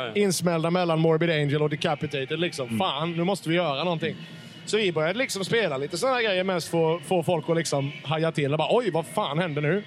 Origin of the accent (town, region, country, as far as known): Karlskrona, Blekinge, Sweden; born or raised there; moved away